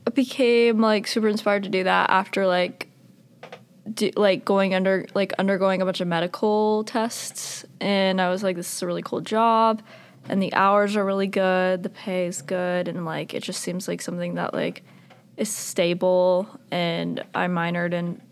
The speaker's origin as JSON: {"language": "English", "town": "Jacksonville", "region": "Florida", "country": "United States", "tie": "born or raised there", "moved": "yes", "said": "I loved growing up in Florida, like in Jacksonville specifically."}